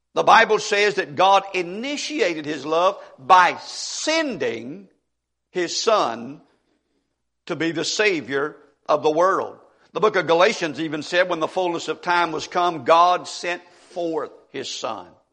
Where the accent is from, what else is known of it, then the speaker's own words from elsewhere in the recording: Monroe County, Mississippi, United States; In Mississippi, at least an area where I grew up in Monroe County